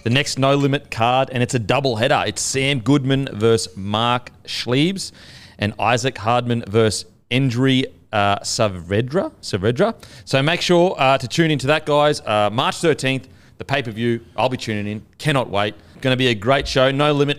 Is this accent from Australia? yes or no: yes; Australia; As an Australian